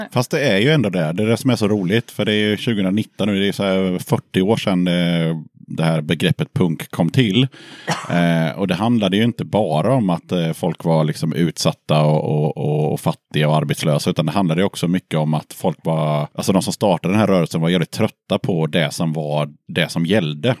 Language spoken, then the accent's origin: Swedish; Tranås, Jönköping County, Sweden; moved away; also born or lived in Aneby; samma stad som jag är från, Tranås